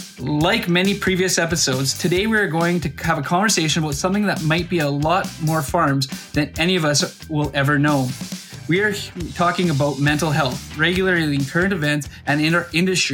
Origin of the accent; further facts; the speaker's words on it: Saskatoon, Saskatchewan, Canada; which is not too far away from my hometown of Saskatoon.